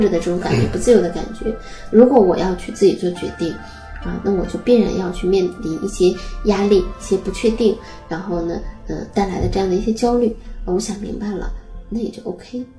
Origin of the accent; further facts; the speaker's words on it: Northeast China, China; accent: Northeastern (Dongbei) dialect; 我们东北话说